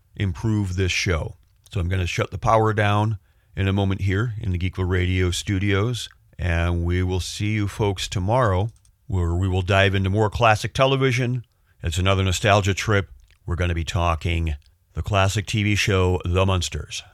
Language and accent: English; United States; me, the American